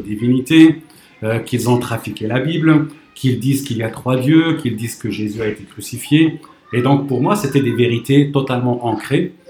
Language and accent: French; Morocco; moved away as an adult; now in France; j'ai grandi au Maroc